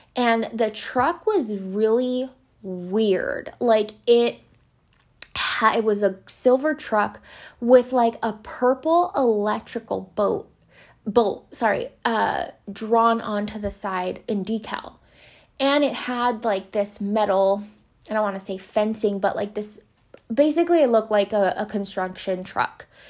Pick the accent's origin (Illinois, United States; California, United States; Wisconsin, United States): California, United States; Los Angeles; I grew up in Boyle Heights in East Los Angeles, California.